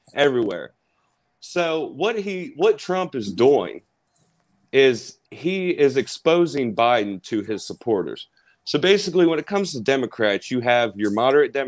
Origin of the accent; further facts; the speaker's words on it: Cincinnati, Ohio, United States; I'm from Cincinnati, Ohio